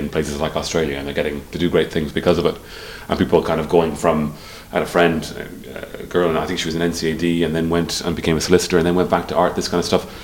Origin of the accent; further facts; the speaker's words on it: Dublin, Leinster, Ireland; We grew up in Sandymount.